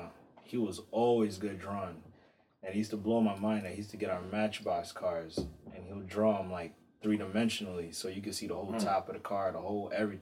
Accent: Botswana; born there; But I'm, you know, through my bloodline, I'm Angolan, but I was born in Botswana.

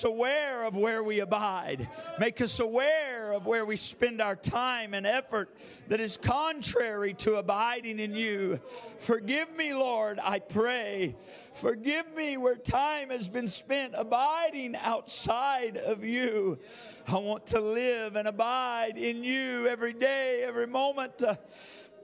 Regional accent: Yakima, Washington, United States; I'm from Yakima

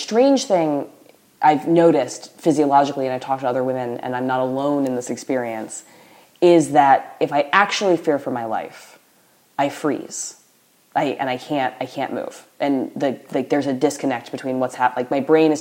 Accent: the South, United States; moved away; But I was raised in the South with teachers

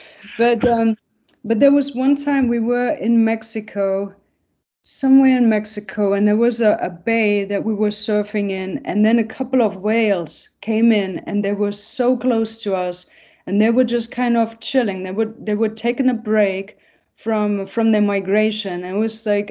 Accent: Essen, North Rhine-Westphalia, Germany; moved away; I'm from Essen, which is nearby Cologne and Düsseldorf

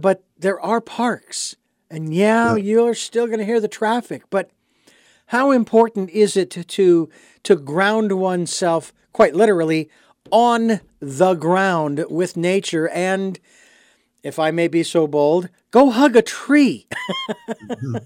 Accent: Phoenix, Arizona, United States; now in Santa Barbara, United States; growing up in Phoenix

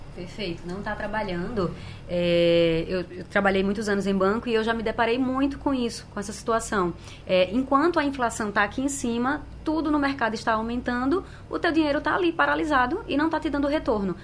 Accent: Brazil; A gente é brasileiro

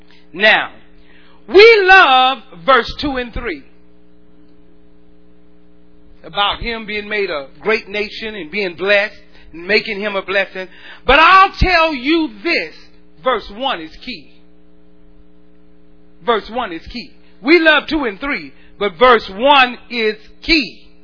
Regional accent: the South, United States; We're from the South. In the South, we do it like we drink sweet tea. We do this because we're from the South.

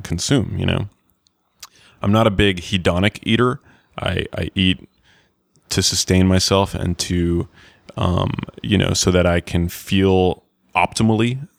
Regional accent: New York, United States; I grew up in New York, and when I went to high school

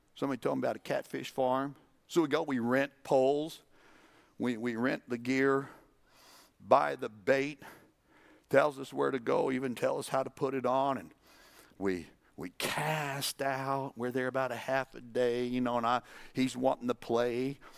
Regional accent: New Mexico, United States; I'm from New Mexico

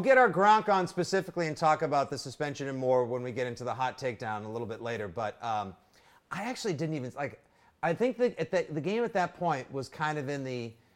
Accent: Braintree, Massachusetts, United States; South Shore Plaza in Braintree, my hometown

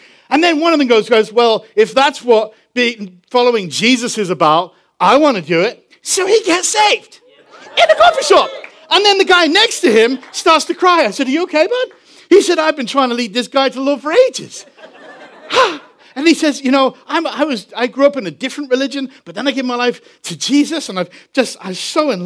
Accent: England, United Kingdom; moved away; I'm from England.

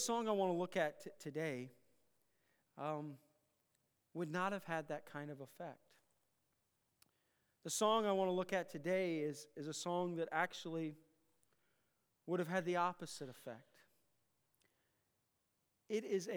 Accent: Iowa, United States; I grew up in Iowa

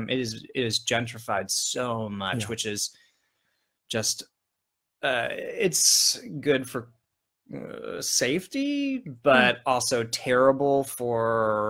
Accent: Northeast Ohio, United States; moved away; also born or lived in Oklahoma / New York City; Yeah, I was born there, but I was raised in Northeast Ohio. I don't really remember Oklahoma

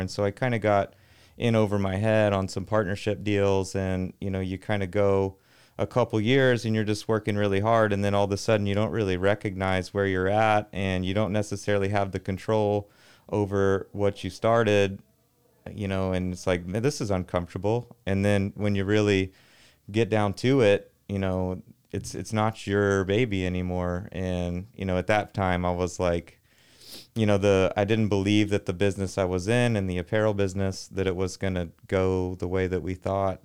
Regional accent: Arlington, Texas, United States; I grew up in Arlington, Texas, uh, home of Metroflex Gym

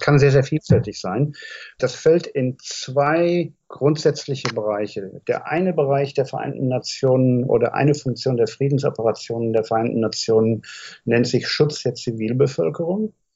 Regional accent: Germany; als Deutscher mit meinem historischen Bezug

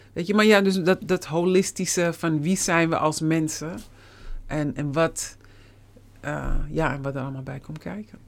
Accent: Netherlands; moved away as an adult; also born or lived in United States / Suriname; je bent hier geboren

